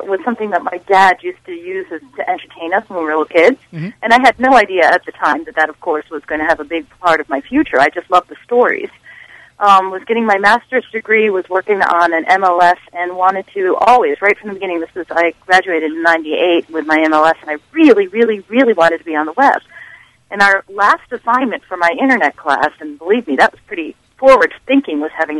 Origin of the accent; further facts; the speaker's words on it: New York, New Jersey, Pennsylvania region, United States; I grew up in New York, New Jersey, Pennsylvania region, so those books were like a shoe-in.